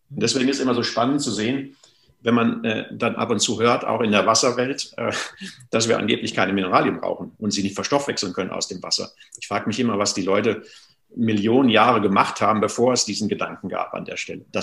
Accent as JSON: {"language": "German", "region": "North Rhine-Westphalia", "country": "Germany", "tie": "born or raised there", "said": "ich komme aus dem Sauerland, gibt es noch schöne Quellen. Da habe ich so als Kind oft so bei uns in den Wäldern gespielt."}